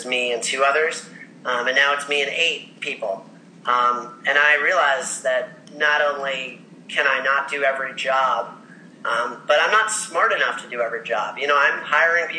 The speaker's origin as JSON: {"language": "English", "town": "Ocean Township", "region": "New Jersey", "country": "United States", "tie": "born or raised there", "said": "I grew up in Ocean Township, New Jersey. It's a little beach town on the Jersey Shore"}